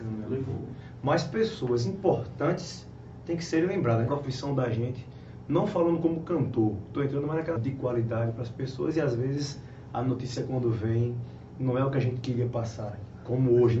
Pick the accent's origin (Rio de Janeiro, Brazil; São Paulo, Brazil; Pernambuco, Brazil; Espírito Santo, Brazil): Pernambuco, Brazil; Timbaúba; Casa certa é Timbaúba, minha cidade natal, nasci lá.